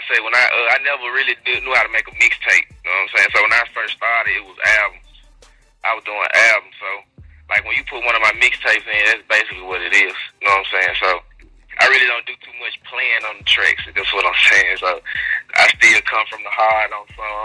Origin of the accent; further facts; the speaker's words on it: Memphis, Tennessee, United States; I'm from South Memphis